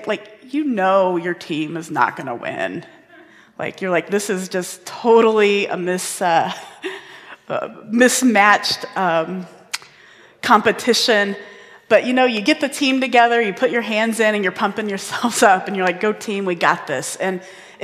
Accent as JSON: {"language": "English", "region": "Indiana", "country": "United States", "tie": "born or raised there", "said": "I grew up in Indiana"}